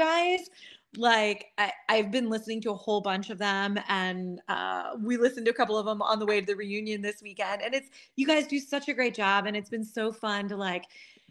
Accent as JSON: {"language": "English", "town": "Harrisburg", "region": "Pennsylvania", "country": "United States", "said": "I'm from Harrisburg, Pennsylvania."}